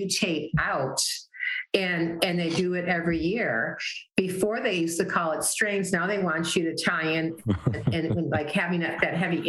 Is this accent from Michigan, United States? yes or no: yes; Wyandotte, Michigan, United States; moved away; I'm originally from Michigan.